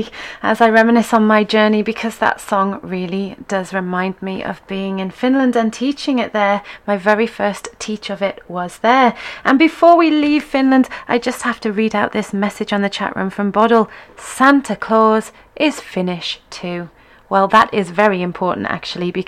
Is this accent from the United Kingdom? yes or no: yes; England, United Kingdom; although I was born and raised in England, I am half Scottish. My dad was born and raised in Edinburgh